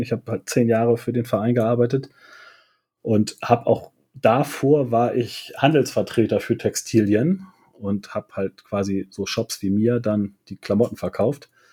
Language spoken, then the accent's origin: German; Germany; ich bin südlich von Hamburg geboren und auch aufgewachsen